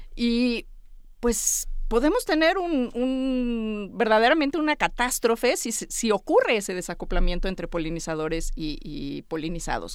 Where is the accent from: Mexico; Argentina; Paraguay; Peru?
Mexico; los 130 millones de mexicanos que vemos en este país